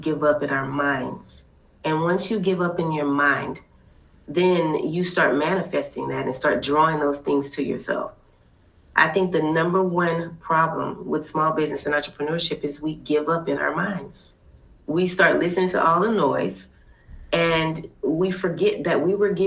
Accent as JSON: {"language": "English", "town": "Fort Worth", "region": "Texas", "country": "United States", "said": "now I'm actually from Fort Worth"}